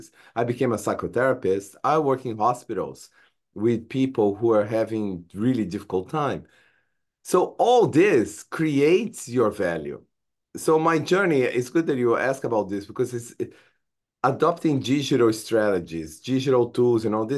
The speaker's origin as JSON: {"language": "English", "country": "Brazil", "second_language": "English", "moved": "as an adult", "lives_now": "United States", "said": "I'm an immigrant from Brazil. When I came to the United States, I had no English"}